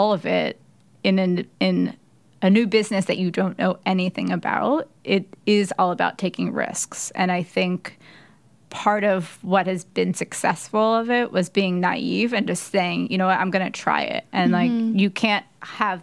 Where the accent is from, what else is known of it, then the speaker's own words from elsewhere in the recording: Philadelphia, Pennsylvania, United States; moved away as an adult; now in New York, United States; I'm from Philadelphia. So I actually found one in Philadelphia where my mom is. And I had a couple of friends from high school